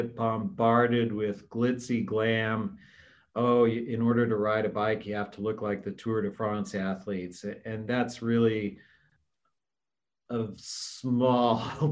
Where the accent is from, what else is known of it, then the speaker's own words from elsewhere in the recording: Washington, United States; now in Washington, D.C., United States; my home state of Washington State